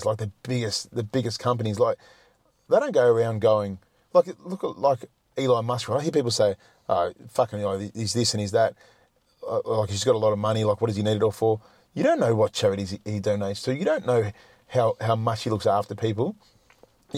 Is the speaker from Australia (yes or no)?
yes; Melbourne, Victoria, Australia; moved away as an adult; I was brought up in Melbourne